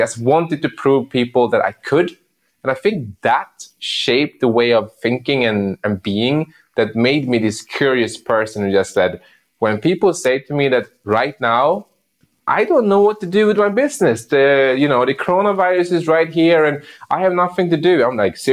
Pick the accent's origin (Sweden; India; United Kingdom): Sweden; I grew up in Sweden